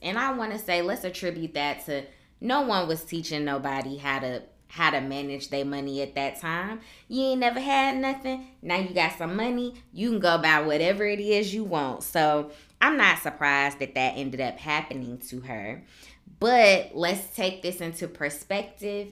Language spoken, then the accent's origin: English; Chicago, Illinois, United States; accent: southern drawl; moved away as an adult; I am originally from Chicago, born and raised, never lived anywhere else before I came to the military